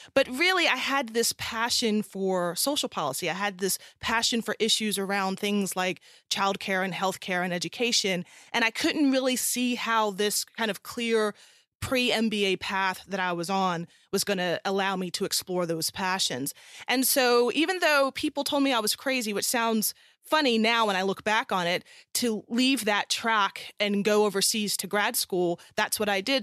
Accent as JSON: {"language": "English", "region": "South Carolina", "country": "United States", "also_born_or_lived": "California", "moved": "as an adult", "said": "I'm originally from South Carolina, and I'm the child of a Ghanaian immigrant and an American mother"}